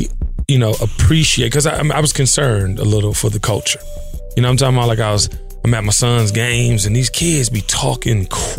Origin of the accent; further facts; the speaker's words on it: Washington, District of Columbia, United States; my hometown of Washington, D.C.